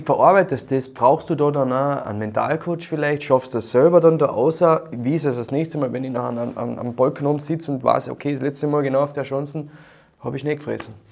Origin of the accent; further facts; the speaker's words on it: Carinthia, Austria; bei uns in Kärnten